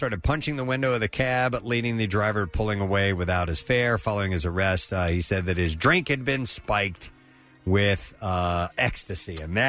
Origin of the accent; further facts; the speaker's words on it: St. Louis, Missouri, United States; moved away; I'm originally from St. Louis.